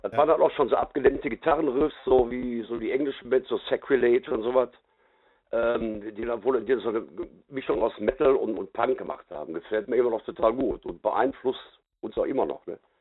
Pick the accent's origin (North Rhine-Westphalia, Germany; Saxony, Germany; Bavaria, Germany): North Rhine-Westphalia, Germany; Gelsenkirchen; bei uns in Gelsenkirchen